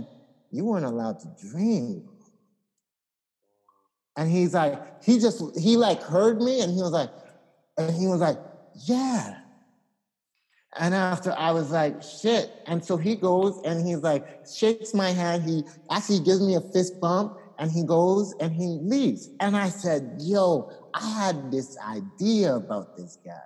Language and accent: English; Ghana; I'm from Ghana